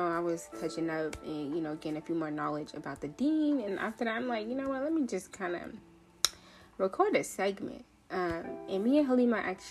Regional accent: Seattle, Washington, United States; also born or lived in Nairobi, Kenya; I'm from Seattle. I was born in Nairobi, Kenya, but I have been in Seattle since I was like 5. So all I know is this rainy state, okay? Seattle, Washington is my home.

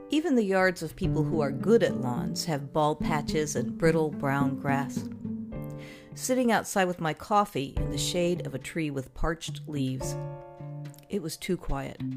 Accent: Texas, United States; born there; also born or lived in Virginia / Chicago; Now, I was born in Texas, and I spent many years enduring the humid, hot summers of central Virginia and summers in Chicago.

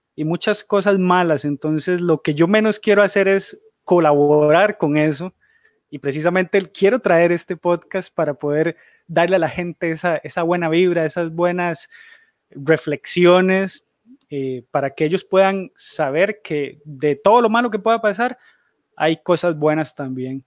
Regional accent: Costa Rica; soy de Costa Rica

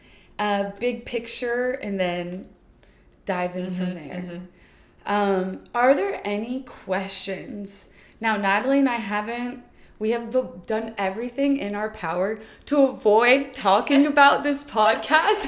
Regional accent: Houston, Texas, United States; moved away as an adult; also born or lived in New Orleans / Geneva, Switzerland; I'm born and raised in Houston, Texas.

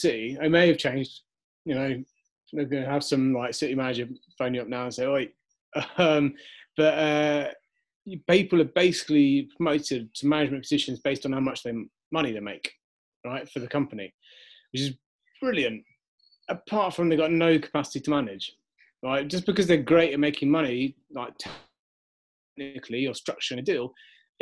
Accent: Wiltshire, South West England, United Kingdom; moved away; I was from Wiltshire. I think there's about 80 people live in the hamlet

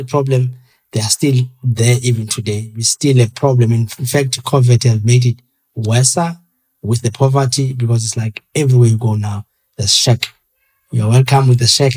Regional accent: Queenstown, Eastern Cape, South Africa; moved away as an adult; also born or lived in Khayelitsha; now in Cape Town, South Africa; I come from the Eastern Cape in Queenstown, next to Mandela's village in Tat

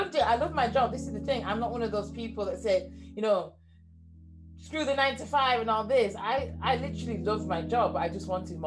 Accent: Leeds, Yorkshire and the Humber, United Kingdom; accent: northern; now in Cambridge, United Kingdom; I was born and raised in Leeds, England. So I've, as you can hear from my accent, those people in the UK, you know, I'm from the north. I now live in Cambridge

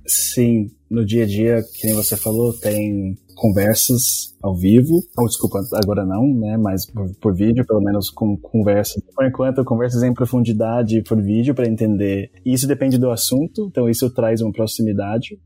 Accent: Brazil; accent: Brazilian; quando eu falo palavras em inglês sem o, o sotaque brasileiro

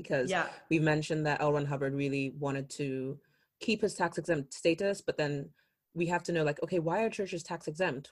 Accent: Nigeria; I'm Nigerian

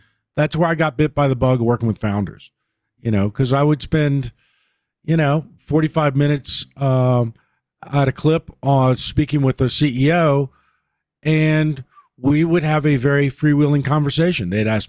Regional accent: Virginia, United States; Well, I grew up in Southwest Virginia and went to school there

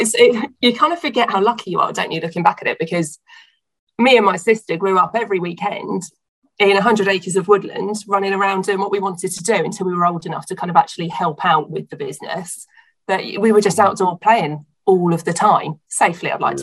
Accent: Hampshire, South East England, United Kingdom; I grew up um, in Hampshire, so between Southampton and Portsmouth down on the coast

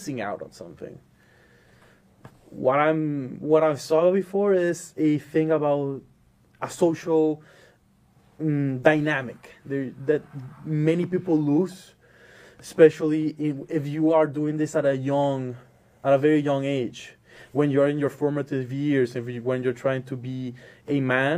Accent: Maracaibo, Zulia, Venezuela; moved away as an adult; now in Illinois, United States; I'm from the country of Venezuela, the city of Maracaibo. I was born and raised there until 18 years old.

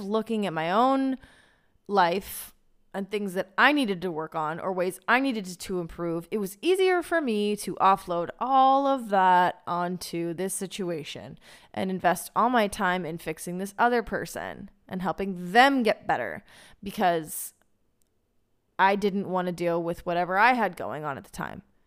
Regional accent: United States; now in Israel; as an American woman in Israel

